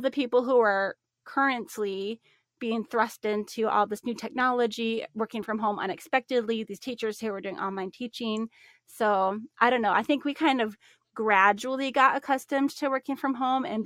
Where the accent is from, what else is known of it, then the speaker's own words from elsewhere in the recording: Minnesota, United States; now in Arizona, United States; my home state of Minnesota